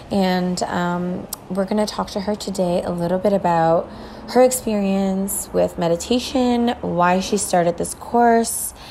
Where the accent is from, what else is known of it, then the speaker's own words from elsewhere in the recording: Toronto, Ontario, Canada; moved away; Toronto, Canada, actually my hometown